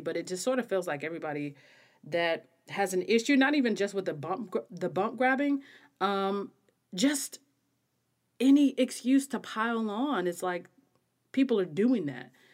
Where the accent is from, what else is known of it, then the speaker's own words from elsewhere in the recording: American South, United States; I'm an American woman, you can probably hear. I am a Southern Black woman.